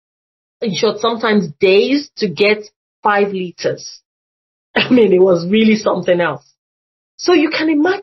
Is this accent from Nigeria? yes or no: yes; Nigeria; moved away; when I was growing up in Nigeria